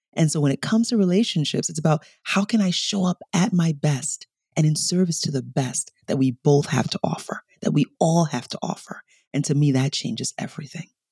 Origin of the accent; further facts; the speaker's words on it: New York City, New York, United States; also born or lived in Nigeria / Bronx; I was born in Nigeria, I was raised in New York, and when we came over, my father was a diplomat